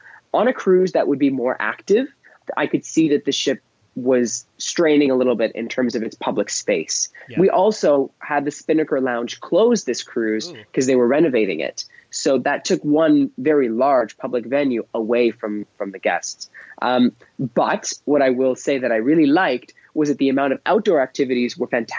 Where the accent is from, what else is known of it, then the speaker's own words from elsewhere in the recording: Canada; as a Canadian